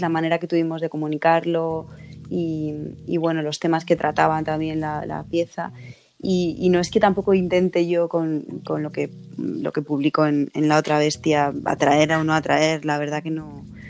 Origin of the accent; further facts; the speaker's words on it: Madrid, Community of Madrid, Spain; nací en Carabanchel